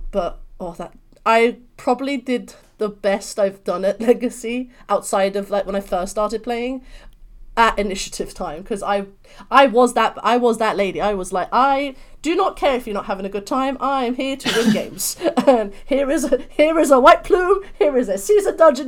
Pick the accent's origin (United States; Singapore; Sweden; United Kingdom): United Kingdom; London; accent: British; I'm from London, so hence this beautiful British accent